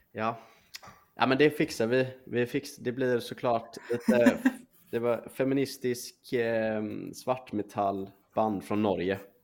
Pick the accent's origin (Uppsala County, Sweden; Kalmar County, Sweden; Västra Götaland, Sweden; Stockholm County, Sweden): Västra Götaland, Sweden; Gothenburg; jag är från Göteborg